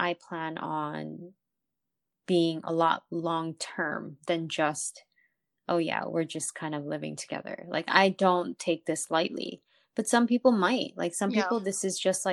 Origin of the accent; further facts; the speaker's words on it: United States; I'm also an American